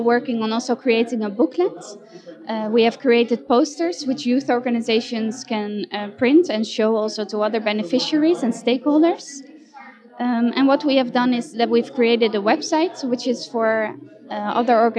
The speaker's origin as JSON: {"language": "English", "country": "Netherlands", "said": "I come from the Netherlands"}